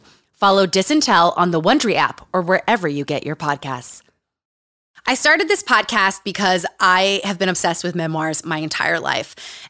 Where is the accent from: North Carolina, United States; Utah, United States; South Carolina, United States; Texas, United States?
Utah, United States; Growing up in Utah. Growing up around cults.